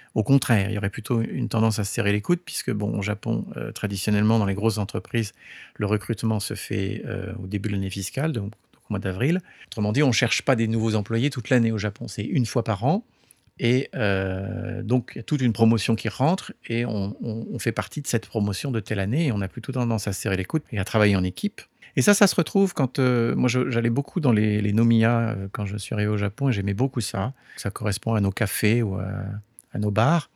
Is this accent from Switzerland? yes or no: no; France; moved away as an adult; also born or lived in California, United States; now in Japan; je suis né en France et toute, toute ma culture, euh, toute mon éducation, euh, s'est faite au départ en, en, en France.